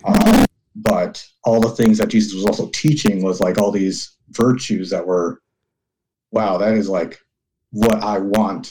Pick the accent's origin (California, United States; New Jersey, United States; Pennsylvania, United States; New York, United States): California, United States; Southern; I was born in America, born in Southern California, born and raised there